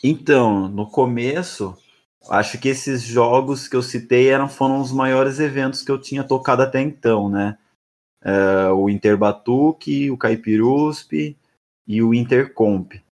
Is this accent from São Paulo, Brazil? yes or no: yes; São Roque, São Paulo, Brazil; moved away as an adult; now in São Paulo, Brazil; eu nasci em São Roque, uma cidade que fica próxima a São Paulo